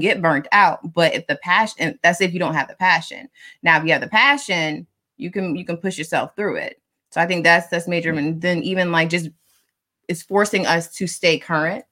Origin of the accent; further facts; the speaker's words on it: Delaware, United States; also born or lived in Philadelphia, Pennsylvania; I was born in Philly. I just happened to live in Delaware. Granted, I have lived in Delaware longer than I was in Philly